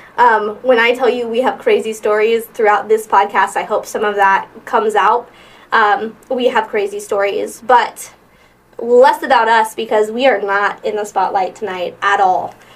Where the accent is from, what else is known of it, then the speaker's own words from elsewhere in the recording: Midwest, United States; now in Omaha, United States; I'm from the Midwest, so um, and like the deep Midwest